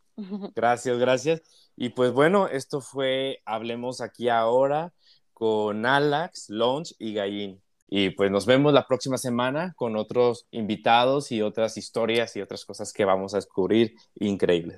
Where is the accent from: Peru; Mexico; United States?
Mexico; aquí en México y en América Latina